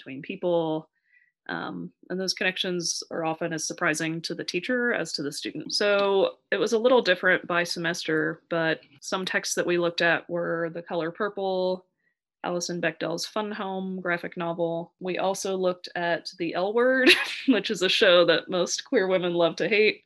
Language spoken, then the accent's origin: English; Central Valley, California, United States; moved away as an adult; now in Boston, United States; I went to college in the Central Valley, and I grew up in the Central Valley